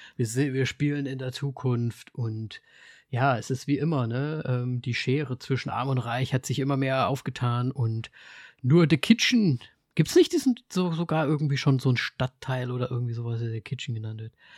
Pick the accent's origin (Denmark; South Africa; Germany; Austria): Austria; Bei uns in Österreich